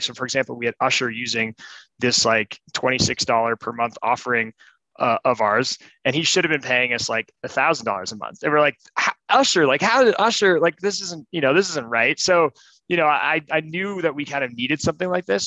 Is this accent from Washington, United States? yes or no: no; Colorado, United States; moved away as an adult; also born or lived in San Francisco; I'm from Colorado